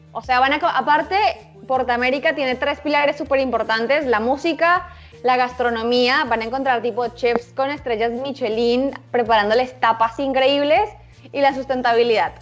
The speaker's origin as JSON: {"language": "Spanish", "region": "Bogotá", "country": "Colombia", "tie": "born or raised there", "also_born_or_lived": "Buenos Aires, Argentina", "moved": "as an adult", "lives_now": "Mexico City, Mexico", "said": "Nací en Bogotá, eh, soy colombiana y los últimos nueve años estuve viviendo en Buenos Aires"}